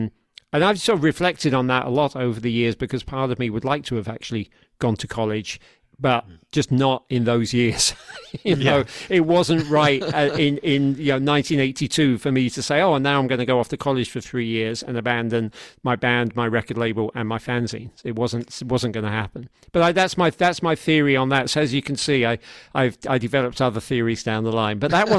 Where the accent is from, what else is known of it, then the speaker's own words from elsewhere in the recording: United Kingdom; Yeah, well, one thing to say to that is that we grew up quicker in Britain than in America. By several years, we were all leaving school at 16.